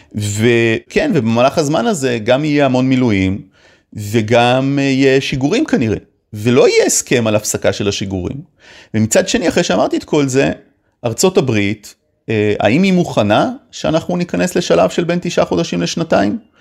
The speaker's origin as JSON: {"language": "Hebrew", "country": "Israel"}